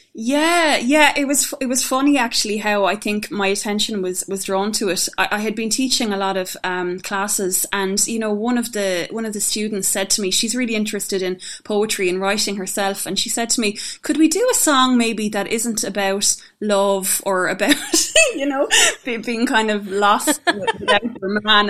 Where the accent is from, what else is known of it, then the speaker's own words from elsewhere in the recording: County Tipperary, Munster, Ireland; where I grew up in County Tipperary